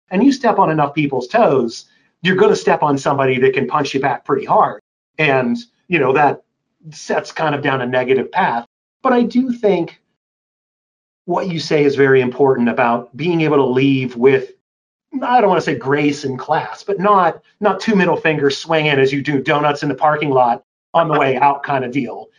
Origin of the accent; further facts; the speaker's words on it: Pittsburgh, Pennsylvania, United States; I was born and raised in Pittsburgh, Pennsylvania.